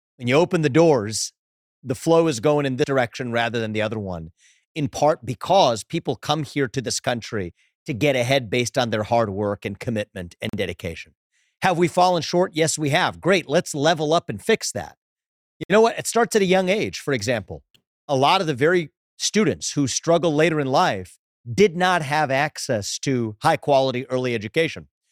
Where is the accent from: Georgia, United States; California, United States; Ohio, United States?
Ohio, United States; Southwest; I was growing up as the kid of immigrants, funny last name, my dad had an accent, growing up in Southwest Ohio